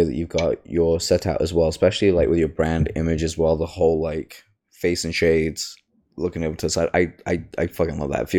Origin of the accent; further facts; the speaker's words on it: Leicester, East Midlands, United Kingdom; But I'm from the East Midlands, so.